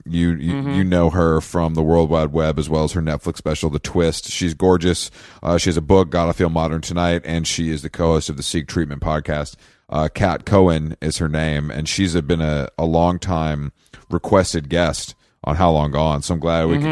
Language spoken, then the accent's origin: English; Atlanta, Georgia, United States; moved away; I was BNR'd in Atlanta, Georgia.